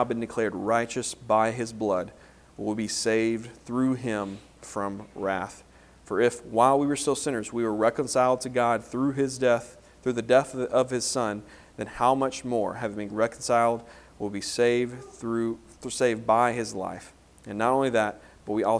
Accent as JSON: {"language": "English", "town": "Homer", "region": "Louisiana", "country": "United States", "tie": "born or raised there", "moved": "yes", "said": "growing up in Homer, Louisiana"}